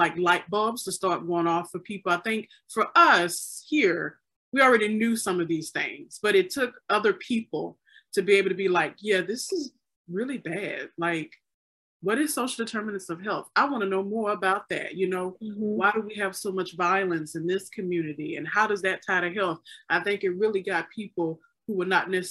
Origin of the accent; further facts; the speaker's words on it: Mississippi, United States; I grew up in Mississippi